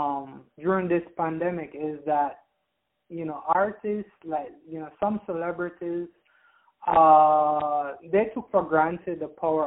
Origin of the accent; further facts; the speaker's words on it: Jamaica; moved away; I'm originally from Jamaica